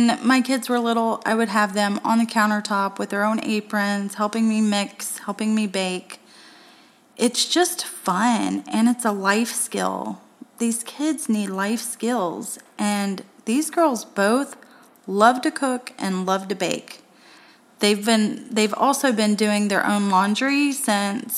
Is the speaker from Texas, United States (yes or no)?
no; Tennessee, United States; now in Florida, United States; I'm from Tennessee